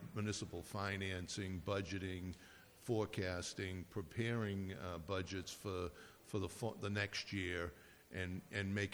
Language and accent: English; Braintree, Massachusetts, United States; I've lived in Braintree for 61 years. I attended Braintree Public Schools, Donald Ross Elementary School, East Middle School, and Braintree High School